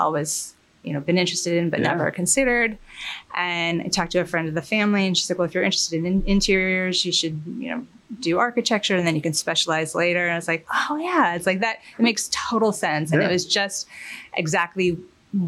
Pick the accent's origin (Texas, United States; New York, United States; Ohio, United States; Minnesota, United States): New York, United States; Mount Kisco; also born or lived in Florence, Italy / London, United Kingdom; So I grew up in Westchester in Mount Kisco, and which is actually unintentionally where I live now